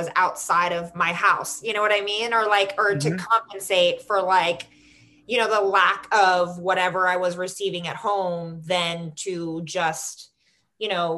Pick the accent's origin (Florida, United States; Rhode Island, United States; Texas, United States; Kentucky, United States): Florida, United States; also born or lived in New York City / North Carolina / Chicago; now in Los Angeles, United States; I'm from Florida.